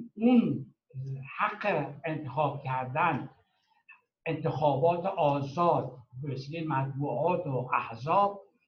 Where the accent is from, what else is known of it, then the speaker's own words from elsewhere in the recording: Iran; moved away as an adult; now in Europe; به عنوان یه ایرانی که هم در ایران عضو حزب ایران بوده و هم در اروپا از روزی که اومدم 1980